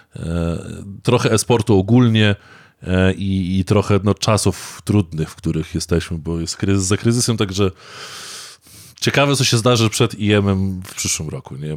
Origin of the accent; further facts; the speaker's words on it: Warmian-Masurian Voivodeship, Poland; Ja jestem Mazur